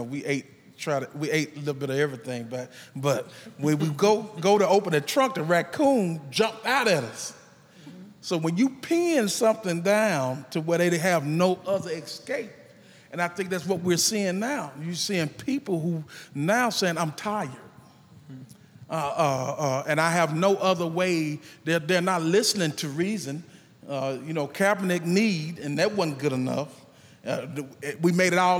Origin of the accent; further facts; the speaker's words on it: Mississippi, United States; I'm from Mississippi